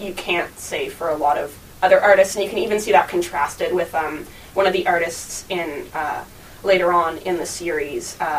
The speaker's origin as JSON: {"language": "English", "town": "Toronto", "region": "Ontario", "country": "Canada", "tie": "born or raised there", "moved": "as an adult"}